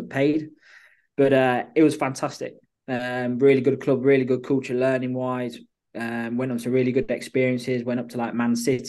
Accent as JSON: {"language": "English", "region": "England", "country": "United Kingdom", "also_born_or_lived": "Australia", "moved": "as an adult", "lives_now": "Malmö, Sweden", "said": "being an English coach at the time"}